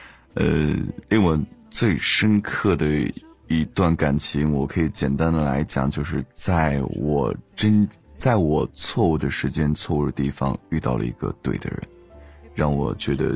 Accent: Dengfeng, Henan, China; 少林寺，我小的时候是少林寺的，就是要练一些器械的东西。

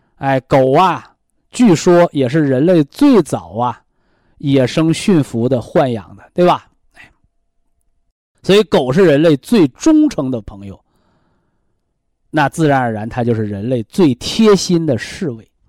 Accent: China; 我们中国人

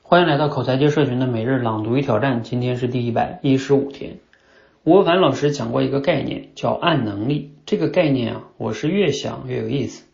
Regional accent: China; 我们中国人一直学的是哑巴英语嘛

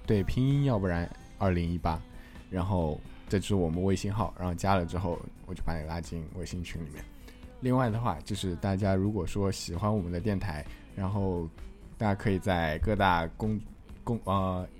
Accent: Shanghai, China; 我普通话不太标准，确实嘛，嗯。上海人就是前鼻后鼻，发不清楚嘛

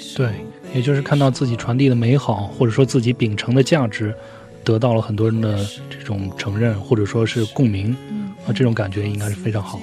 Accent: birthplace of Huaiyang cuisine, Jiangsu, China; moved away; 我的故乡在淮扬菜的发源地

